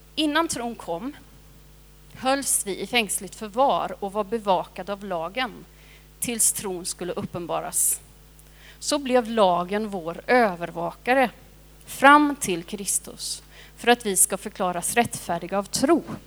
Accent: Sweden; also born or lived in India; jag har varit svensk hela mitt liv men nu är jag också indisk medborgare

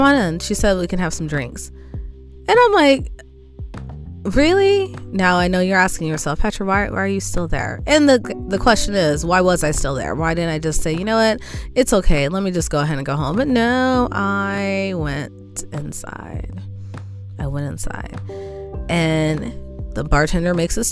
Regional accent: California, United States; I'm a Californian.

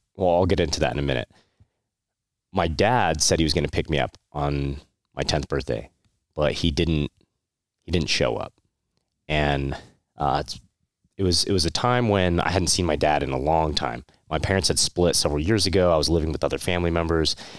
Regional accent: Santa Clarita, California, United States; also born or lived in Monterey Park; the longest period of my life was more, uh, Santa Clarita, uh, it's, uh, northern L A County.

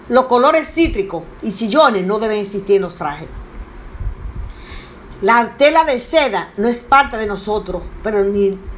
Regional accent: Dominican Republic; en vista de que la influencia más marcada es la hispánica y nosotros somos dominicanos, criollos.

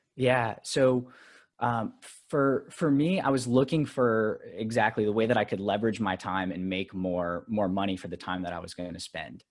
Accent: Alabama, United States; now in New York, United States; I grew up in Alabama

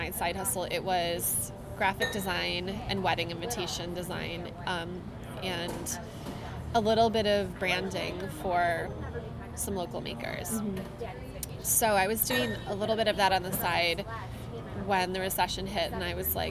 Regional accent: northern Michigan, United States; So I am from northern Michigan, a couple hours north of Detroit, and I grew up in a really small town on the lake, and I grew up in the country.

